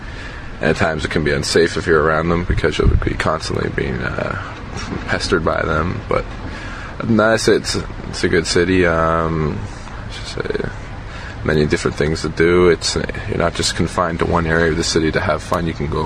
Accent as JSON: {"language": "English", "town": "Toronto", "region": "Ontario", "country": "Canada", "said": "Toronto, Ontario, Canada."}